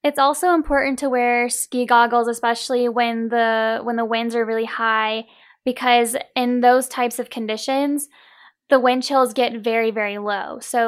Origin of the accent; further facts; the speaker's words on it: Pensacola, Florida, United States; I'm actually originally from Pensacola, Florida.